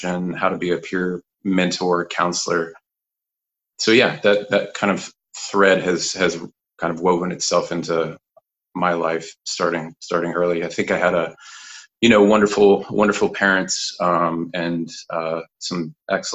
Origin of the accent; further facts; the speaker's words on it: Kansas, United States; moved away; also born or lived in Fort Worth, Texas / Colorado; Born and raised in Kansas, pretty much. Actually born in Fort Worth, Texas at Edna Gladney Adoption Agency